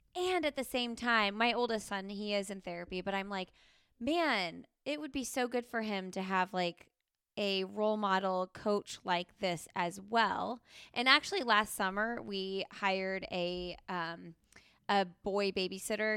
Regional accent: Indiana, United States; moved away as an adult; now in North Carolina, United States; I'm from Indiana

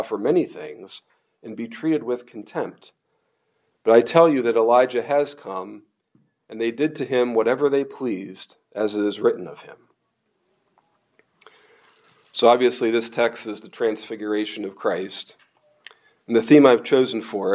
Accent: Pennsylvania, United States; moved away; I grew up in Pennsylvania.

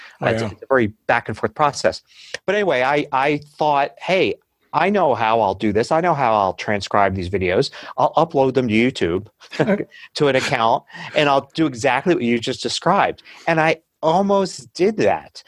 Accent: United States; accent: American English; I'm speaking American English

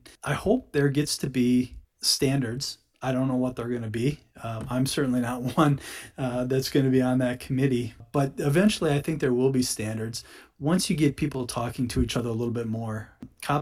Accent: United States; also born or lived in Houston; Being an American citizen and being in the energy industry and in Houston

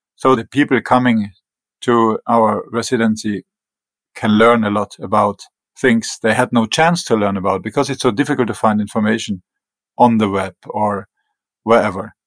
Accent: Germany; English is a second language; moved away as an adult; also born or lived in northern Norway; now in Greenland; I was born in Germany and raised in Germany in small town close to the French border. So it was bilingual town

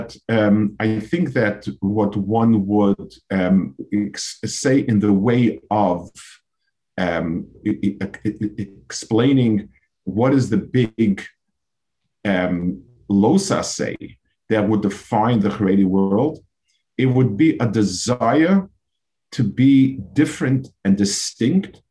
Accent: New York, United States; I grew up in New York in those years, in the 50s and 60s

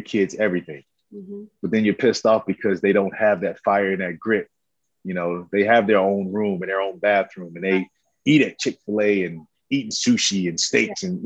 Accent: Camden, South Carolina, United States; now in Atlanta, United States; I love growing up in Camden, South Carolina

